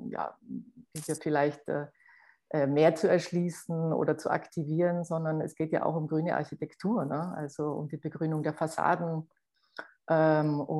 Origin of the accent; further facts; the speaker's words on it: Copenhagen, Capital Region of Denmark, Denmark; Ich komme aus Kopenhagen und ich muss sagen, in der Stadt passiert tatsächlich was.